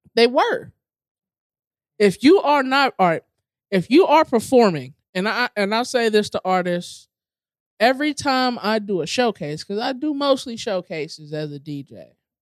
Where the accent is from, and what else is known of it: Cleveland Heights, Ohio, United States; born or raised there